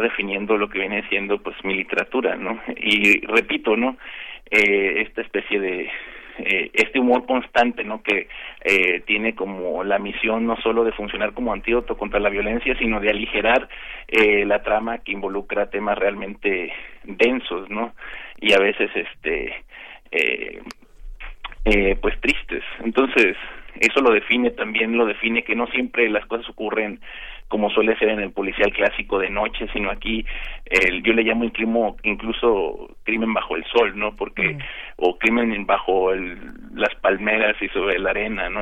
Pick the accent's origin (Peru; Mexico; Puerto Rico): Mexico; Mazatlán, Sinaloa; moved away as an adult; now in Tijuana, Mexico; antes de venirme a vivir a Tijuana, yo, yo viví toda mi infancia y juventud en Mazatlán